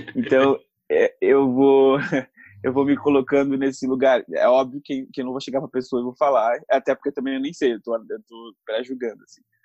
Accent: São Paulo, Brazil; sou aqui da cidade de São Paulo

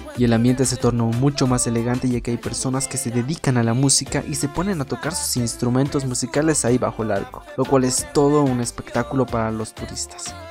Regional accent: Bolivia; Para las personas que somos de Bolivia

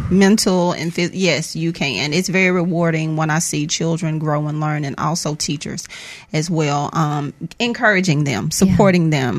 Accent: Mississippi, United States; I am Mississippi born and bred.

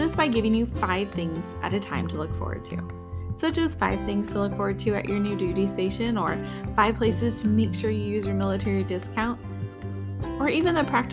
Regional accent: California, United States; being a Californian

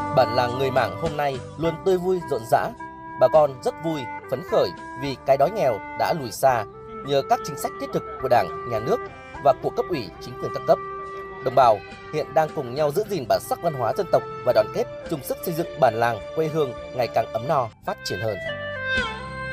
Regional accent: Nam Sao 1 village, Trung Trai commune, Nam Nhun district, Lai Chau, Vietnam; quê tôi

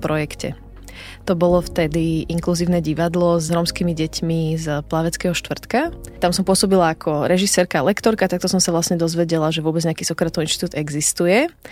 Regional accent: Bratislava, Bratislava Region, Slovakia; also born or lived in Šaštín, Záhorie / Brno; now in Šaštín-Stráže, Slovakia; narodila som sa v Bratislave a v súčasnosti žijem v Šaštine na záhory malom mestečku

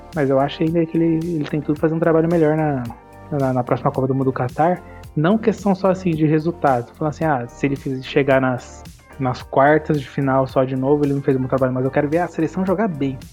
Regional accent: interior of São Paulo, Brazil; somos aqui do interior de São Paulo.

